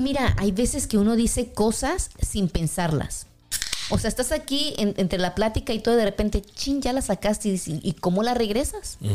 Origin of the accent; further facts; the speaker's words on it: Mexico City, Mexico; also born or lived in Kansas; now in Kansas City, United States; algunas personas que yo conozco, que somos de la Ciudad de México